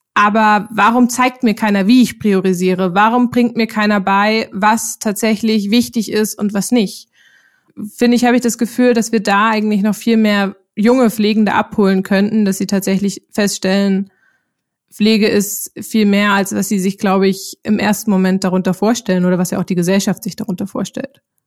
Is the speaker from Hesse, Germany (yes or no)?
no; Zwickau, Saxony, Germany; moved away as an adult; also born or lived in Lübeck; now in Berlin, Germany; ursprünglich bin ich in Zwickau in Sachsen aufgewachsen